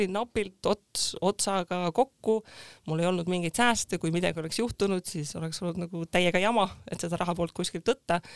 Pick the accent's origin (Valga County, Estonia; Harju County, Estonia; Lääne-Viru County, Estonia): Lääne-Viru County, Estonia; Rakvere; moved away as an adult; also born or lived in Tartu; ma olen muidu Rakverest pärit, läksin Tartusse ülikooli